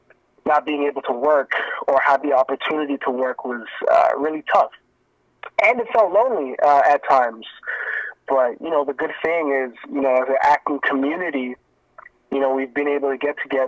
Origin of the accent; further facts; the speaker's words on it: Miami, Florida, United States; born there; also born or lived in Jamaica; So, funny thing is, I was actually born in the States. So, I was born in Miami, Florida. And, I stayed there for a little bit. And then, my parents are from Jamaica. So, after Florida, we moved back to Jamaica